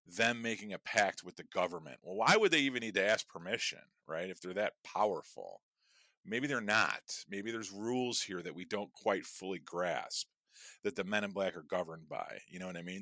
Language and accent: English; Chicago, Illinois, United States; I'm from Chicago